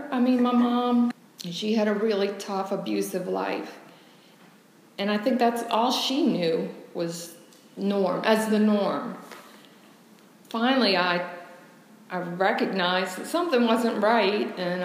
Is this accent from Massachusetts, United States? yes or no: no; Joliet, Illinois, United States; I was born in Illinois, Joliet.